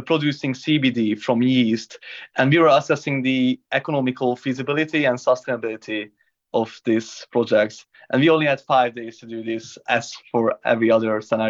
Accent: Hungary; now in London, United Kingdom; I'm from Hungary, from a small town with an impossible name.

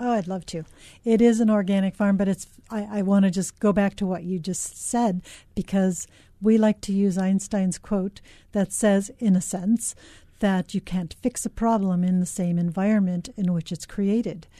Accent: Los Angeles, California, United States; now in Hawaii, United States; I grew up in Los Angeles

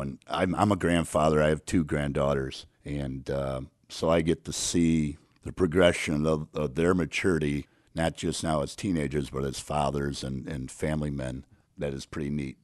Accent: Crystal Lake, Illinois, United States; I grew up in Crystal Lake

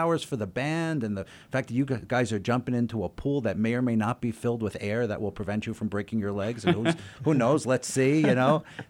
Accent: East Coast, United States; Yeah, I grew up in the East Coast

